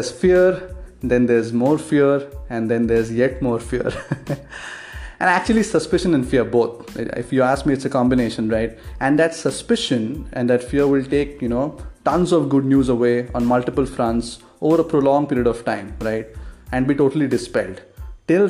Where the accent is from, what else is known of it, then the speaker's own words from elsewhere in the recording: India; I'm an Indian